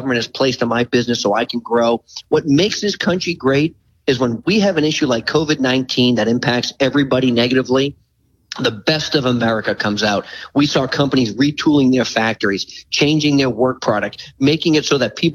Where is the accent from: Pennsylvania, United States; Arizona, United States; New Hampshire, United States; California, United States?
New Hampshire, United States; near Manchester; a little place called Manchester, New Hampshire, right outside of my hometown